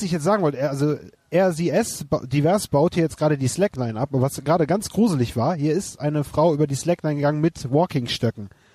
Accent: Wermelskirchen, North Rhine-Westphalia, Germany; now in Leverkusen, Germany; In meiner alten Heimat Wermelskirchen

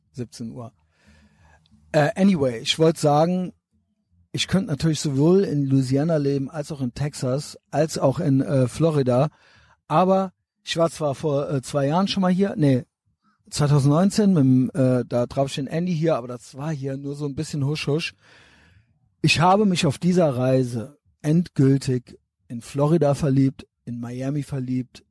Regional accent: Germany; Ich bin ja auch Deutscher

